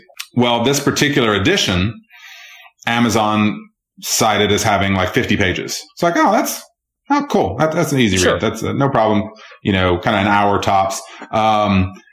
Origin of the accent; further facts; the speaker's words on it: Georgia, United States; Georgia, my home state